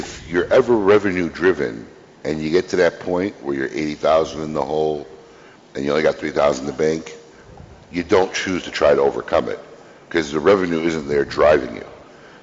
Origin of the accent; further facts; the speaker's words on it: Chicago, Illinois, United States; I grew up in Chicago